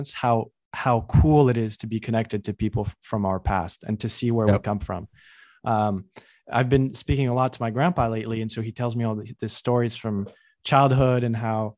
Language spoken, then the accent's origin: English; New York, United States; I come from New York.